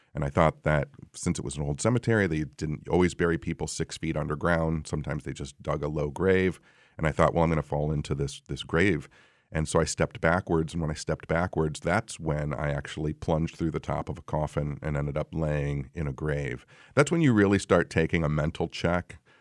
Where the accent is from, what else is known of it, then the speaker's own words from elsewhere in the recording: Royal Oak, Michigan, United States; I'm from Royal Oak